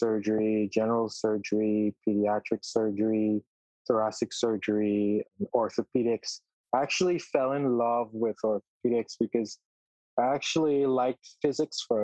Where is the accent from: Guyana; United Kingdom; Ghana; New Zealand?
Guyana; moved away as an adult; also born or lived in Trinidad; now in United States; I spent most of my early life in Guyana, and then I moved to Trinidad